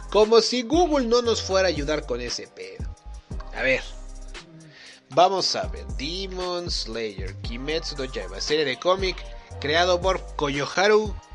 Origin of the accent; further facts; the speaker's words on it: Mexico; Somos mexicanos. Pero somos güeros. Relativamente güeros. Somos mexicanos.